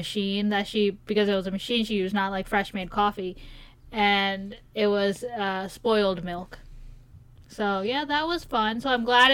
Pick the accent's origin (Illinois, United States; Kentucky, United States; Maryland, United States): Maryland, United States; we're from Maryland, where we pump our own gas